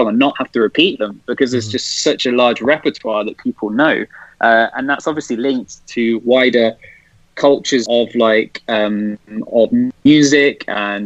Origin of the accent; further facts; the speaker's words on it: Leicester, East Midlands, United Kingdom; moved away as an adult; now in Ankara, Turkey; I'm from Leicester